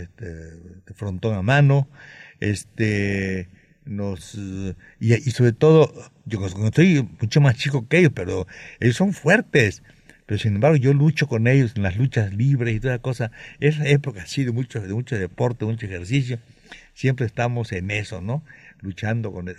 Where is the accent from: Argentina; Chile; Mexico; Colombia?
Mexico; allá sigo siendo el mexicano entre ellos